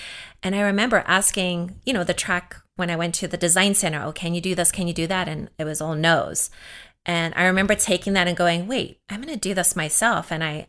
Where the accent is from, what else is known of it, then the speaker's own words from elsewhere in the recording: South Africa; So I grew up in South Africa, and there was definitely signs.